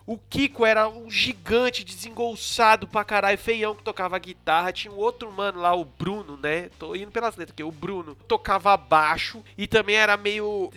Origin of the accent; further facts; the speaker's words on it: São Paulo, Brazil; nunca morei em condomínio, sou do Graja